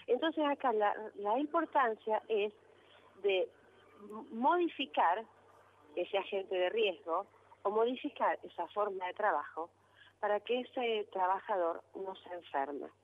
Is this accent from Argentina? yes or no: yes; Rosario, Santa Fe, Argentina; also born or lived in Río Gallegos; yo soy de Rosario